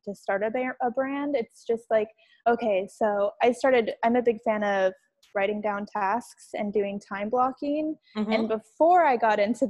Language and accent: English; Washington, United States; moved away as an adult; now in New York City, United States; I'm originally from Washington State